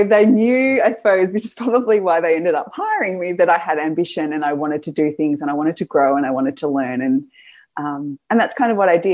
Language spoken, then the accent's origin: English; Gippsland, Victoria, Australia; I'm from Gippsland